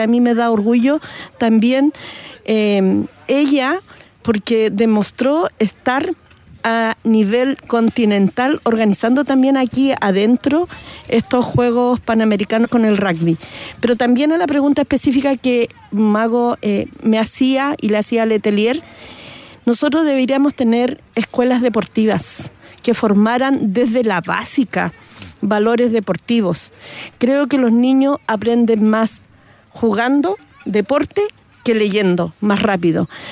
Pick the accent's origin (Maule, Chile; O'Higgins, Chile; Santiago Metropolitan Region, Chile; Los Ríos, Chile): Santiago Metropolitan Region, Chile; Santiago; yo también soy de Pablo Roca. Yo crecí mirando el esfuerzo de muchos deportistas